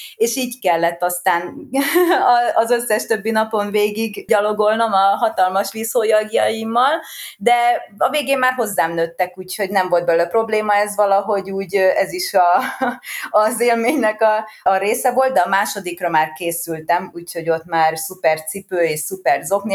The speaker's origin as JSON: {"language": "Hungarian", "town": "Siófok", "region": "Somogy", "country": "Hungary", "tie": "born or raised there", "said": "Én itt születtem, Siófokon, meg én itt is élek"}